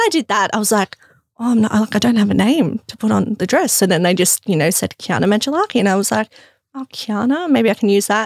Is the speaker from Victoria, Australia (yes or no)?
yes; Melbourne, Victoria, Australia; also born or lived in Crete, Greece; I grew up around, yeah, Box Hill, Burwood